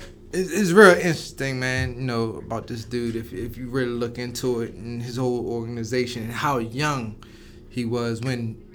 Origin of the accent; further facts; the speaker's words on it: Annapolis, Maryland, United States; I'm from Annapolis, Maryland. So I'm like 20 minutes from Baltimore, 20 minutes from D.C., in the middle.